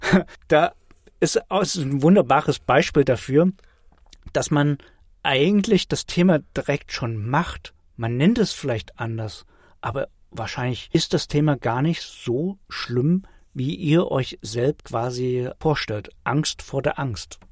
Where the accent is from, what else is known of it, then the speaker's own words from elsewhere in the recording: Germany; bei uns in Deutschland